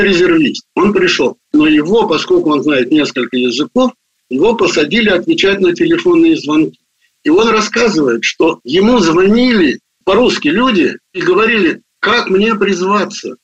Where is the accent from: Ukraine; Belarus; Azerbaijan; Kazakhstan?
Azerbaijan; Baku; moved away as an adult; also born or lived in Russia / United States; Я родился в Баку